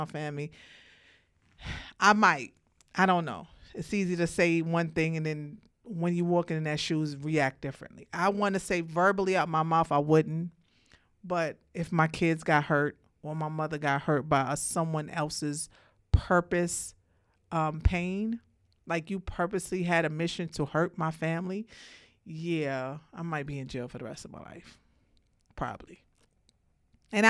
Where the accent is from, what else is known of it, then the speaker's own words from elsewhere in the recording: Brooklyn, New York, United States; I'm from Brooklyn